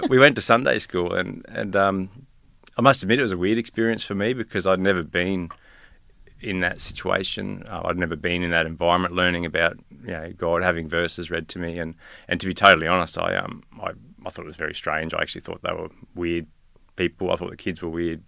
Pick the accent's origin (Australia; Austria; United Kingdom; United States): Australia; Rosebery, Tasmania; now in Gympie, Australia; Tasmania, I was born on the west coast of Tasmania.